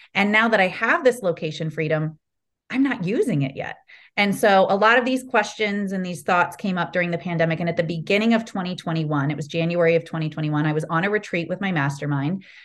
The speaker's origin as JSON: {"language": "English", "region": "Ohio", "country": "United States", "tie": "born or raised there", "also_born_or_lived": "California", "moved": "as an adult", "said": "I grew up in Ohio."}